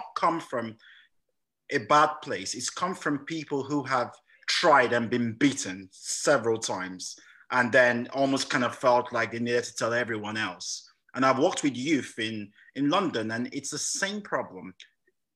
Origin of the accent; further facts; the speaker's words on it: Nigeria; also born or lived in England; now in United Kingdom; I was born in England, but I actually grew up in Nigeria. And I came back to study here